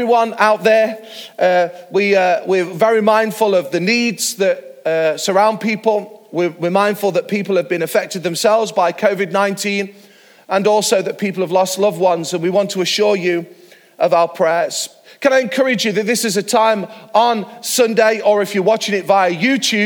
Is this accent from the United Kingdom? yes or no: yes; Mansfield, East Midlands, United Kingdom; Mansfield, my hometown